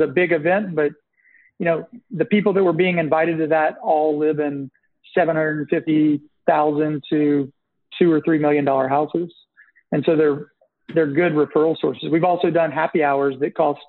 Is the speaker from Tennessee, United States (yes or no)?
yes; Nashville, Tennessee, United States; I'm originally from Nashville